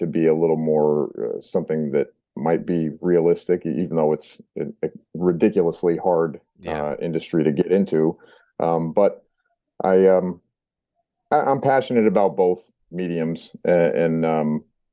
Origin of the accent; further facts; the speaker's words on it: California, United States; moved away as an adult; now in New England, United States; I grew up in California and moved out here when I was 18